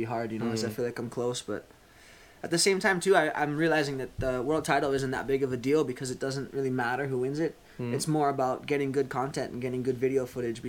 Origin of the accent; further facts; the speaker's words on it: Hawaii, United States; when I'm growing up in Hawaii